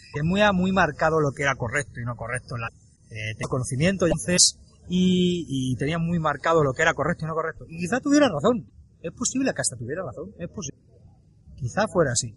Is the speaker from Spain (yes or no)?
yes; Spain; yo tengo unos valores, una ética, una forma de expresar por haber nacido en España. Aunque ya sabes que no soy del todo español, pero nací en España